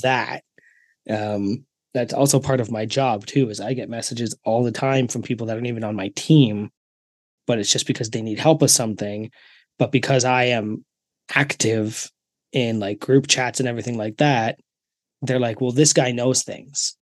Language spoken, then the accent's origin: English; Canada; I'm Canadian